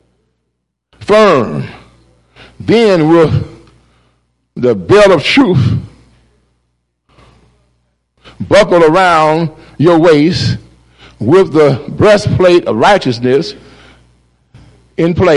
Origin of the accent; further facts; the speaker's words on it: Cleveland, Ohio, United States; I grew up in Glenville neighborhood